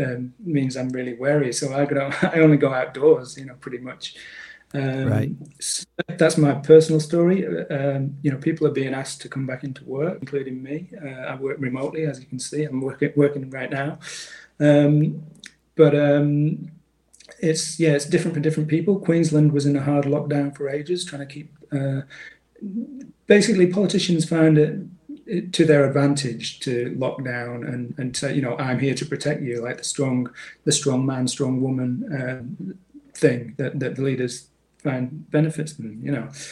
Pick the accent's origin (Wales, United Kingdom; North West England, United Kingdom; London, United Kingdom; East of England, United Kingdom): North West England, United Kingdom; Manchester; now in Australia; in Manchester, in the northwest of England